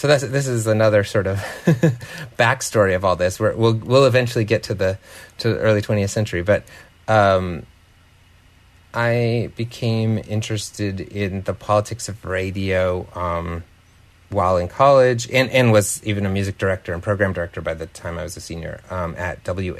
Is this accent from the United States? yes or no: yes; South Dakota, United States; moved away; I grew up in South Dakota, where probably about 10% of the population is Native, and had spent some time on various reservations there